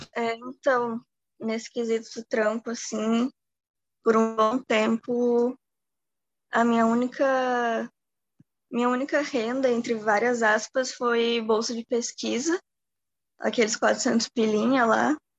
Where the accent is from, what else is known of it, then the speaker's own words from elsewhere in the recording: Natal, Rio Grande do Norte, Brazil; sou de Natal